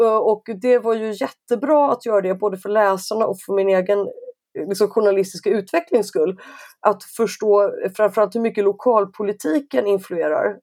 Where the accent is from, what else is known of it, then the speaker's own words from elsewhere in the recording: Stockholm, Stockholm County, Sweden; Jag är stockholmare så jag är så här uppe i norr, det är typ någonstans norr om Uppsala